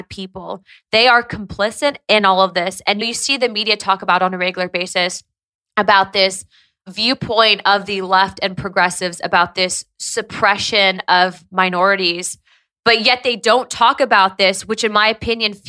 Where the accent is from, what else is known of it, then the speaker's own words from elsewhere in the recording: Santa Ana, California, United States; growing up in Southern California, growing up right near really Tijuana